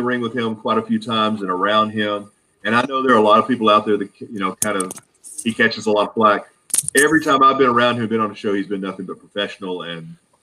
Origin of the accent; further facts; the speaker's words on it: Arkansas, United States; I grew up in Arkansas